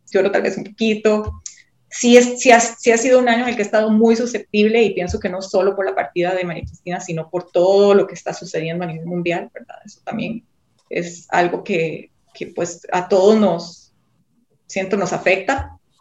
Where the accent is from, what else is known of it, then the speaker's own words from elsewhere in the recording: Costa Rica; yo soy de Costa Rica